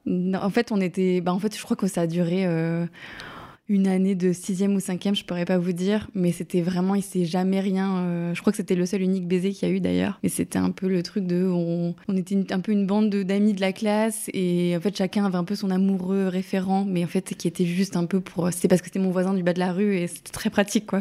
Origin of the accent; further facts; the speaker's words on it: eastern France, France; now in Paris, France; je suis originaire de l'Est de la France